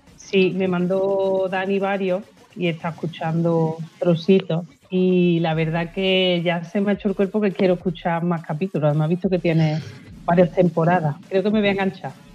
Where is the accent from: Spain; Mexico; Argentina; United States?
Spain; Estepa, Andalusia; soy sevillana pura y dura.